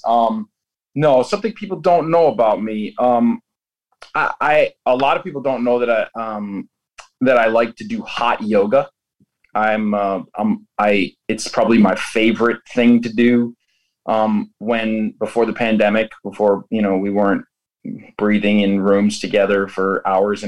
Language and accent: English; Buffalo, New York, United States; Shea's Buffalo in New York, in my hometown